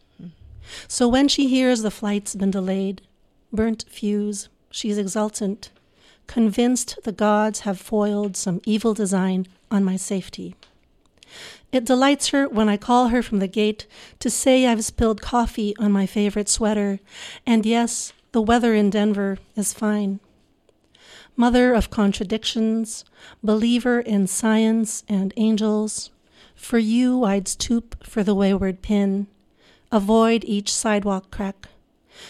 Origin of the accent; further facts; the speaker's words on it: Manila, Metro Manila, Philippines; moved away as an adult; also born or lived in Brooklyn, New York, United States; now in United States; my parents moved back to the Philippines and they raised all five of us children there